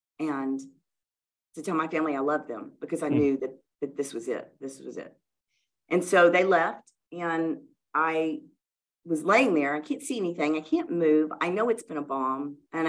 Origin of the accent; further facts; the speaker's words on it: the South, United States; we grew up in the South in church, and like other good Southern Christian girls that go to children's church, you memorize scripture and they give you candy.